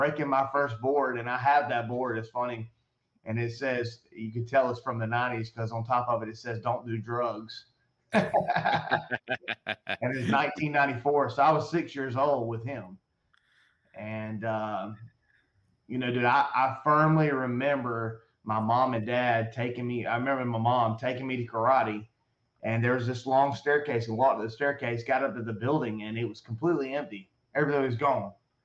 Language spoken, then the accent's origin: English; Sylvania, Georgia, United States; born or raised there; also born or lived in Statesboro, Georgia